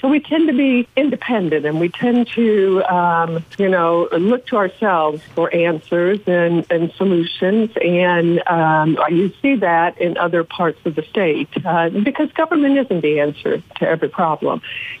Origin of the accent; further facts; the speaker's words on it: Evansville, Indiana, United States; I live most of my time in Indianapolis, so that is a big change. However, I do go home to Evansville every weekend because that's where my home is and my husband is.